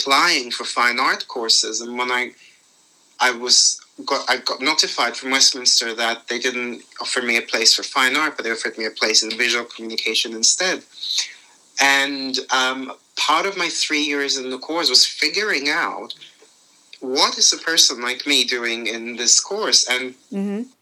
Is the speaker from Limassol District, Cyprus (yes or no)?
yes; Limassol, Limassol District, Cyprus; moved away as an adult; now in London, United Kingdom; I was born in Limassol, Cyprus in 1992. I had a very nice upbringing by the sea